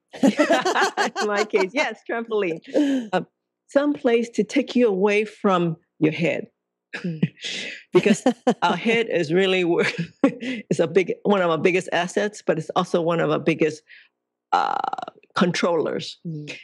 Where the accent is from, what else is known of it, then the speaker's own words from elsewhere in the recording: Hong Kong; I was born in Hong Kong